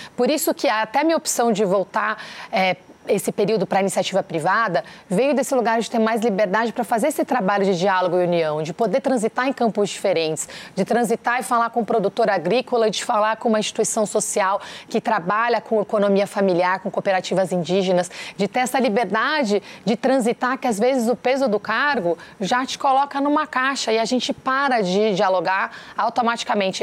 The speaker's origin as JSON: {"language": "Portuguese", "country": "Brazil", "said": "revoltante como brasileira, como cidadã"}